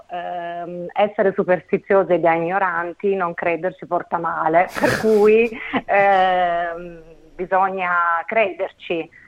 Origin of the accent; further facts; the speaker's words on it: Naples, Campania, Italy; io vengo da Intanto a Napoli basta passeggiare lungo le strade